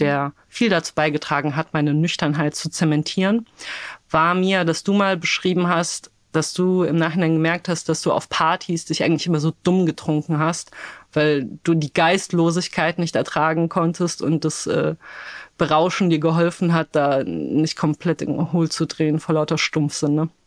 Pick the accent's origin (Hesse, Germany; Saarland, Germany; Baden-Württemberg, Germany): Hesse, Germany; Darmstadt; born or raised there; also born or lived in Wrocław, Poland